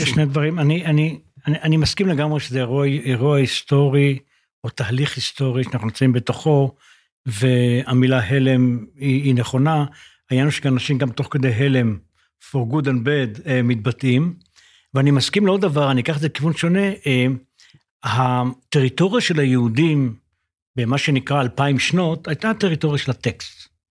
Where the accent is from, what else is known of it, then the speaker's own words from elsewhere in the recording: Israel; אני בן קיבוץ